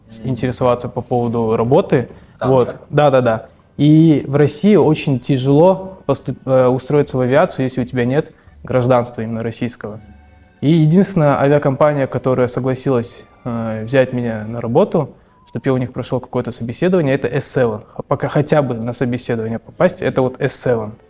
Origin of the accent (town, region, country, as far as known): Bishkek, Kyrgyzstan; born or raised there; also born or lived in Kazan